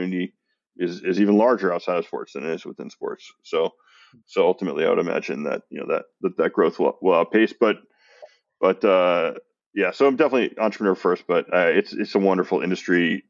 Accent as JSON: {"language": "English", "town": "San Francisco", "region": "California", "country": "United States", "tie": "born or raised there", "said": "I grew up in San Francisco."}